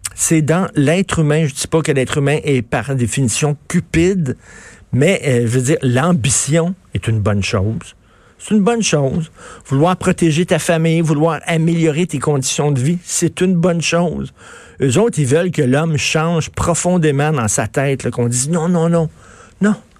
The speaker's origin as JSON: {"language": "French", "region": "Quebec", "country": "Canada"}